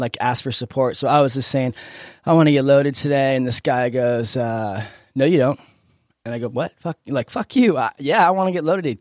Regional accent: Encinitas, California, United States; I grew up in Encinitas

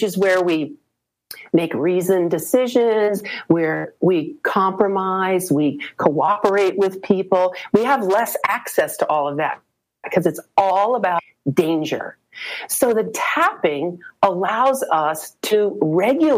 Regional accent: Colorado, United States; moved away; also born or lived in East Coast; I'm moving from the East Coast back to Colorado, where I grew up

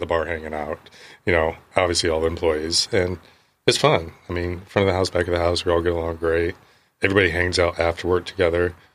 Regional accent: Milford, Indiana, United States; moved away as an adult; also born or lived in Boston; I grew up one mile or less than one mile from Maple Leaf Duck Farms

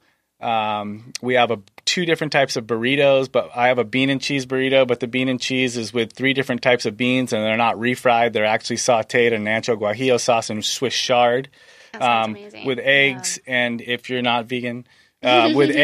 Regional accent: Maine, United States; now in San Diego, United States; I grew up in Maine

